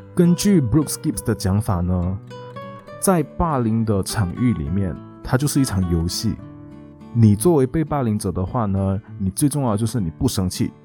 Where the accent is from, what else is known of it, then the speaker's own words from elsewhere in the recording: Malaysia; moved away; also born or lived in Taiwan; 我们都是马来西亚人嘛，然后都在台湾